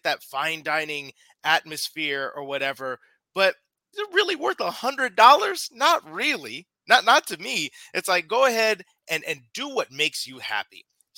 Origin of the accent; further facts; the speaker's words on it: Midwest, United States; moved away; I grew up in the Midwest.